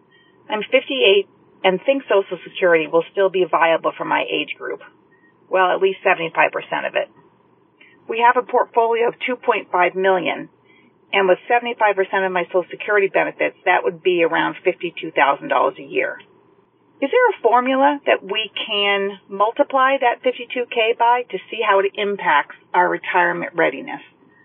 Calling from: New Hampshire, United States; I'm calling from New Hampshire.

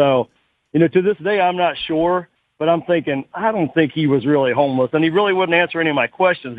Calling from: Cincinnati, Ohio, United States; I'm calling from Cincinnati.

